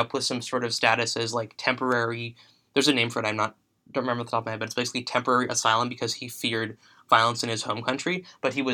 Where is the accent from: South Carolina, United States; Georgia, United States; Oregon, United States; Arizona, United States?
South Carolina, United States; Charleston; now in Chicago, United States; I am from Charleston, South Carolina